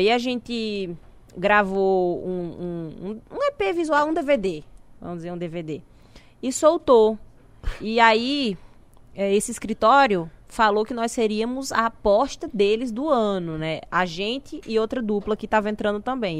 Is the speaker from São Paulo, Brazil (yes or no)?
no; interior of Paraíba, Brazil; moved away as an adult; also born or lived in Natal; eu sou do interior da Paraíba